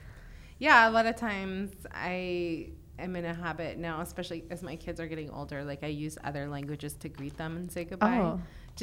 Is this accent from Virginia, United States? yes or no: yes; Virginia, United States; ben Virginia iliyim.